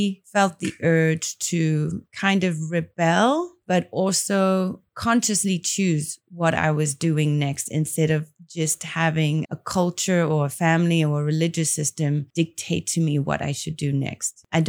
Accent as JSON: {"language": "English", "town": "Port Elizabeth", "region": "Eastern Cape", "country": "South Africa", "tie": "born or raised there", "also_born_or_lived": "Grahamstown", "said": "Well, always my heart belongs in the Eastern Cape. So living in Port Elizabeth, being in Grahamstown, for me, those were like the highlights."}